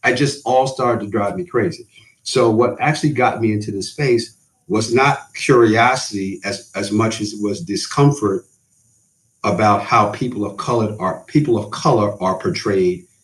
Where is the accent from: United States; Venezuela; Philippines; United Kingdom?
United States; New York; I grew up in New York